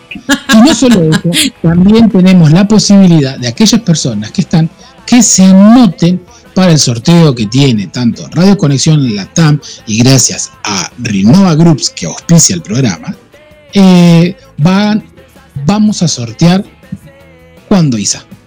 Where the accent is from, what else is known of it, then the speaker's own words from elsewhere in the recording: Argentina; soy argentino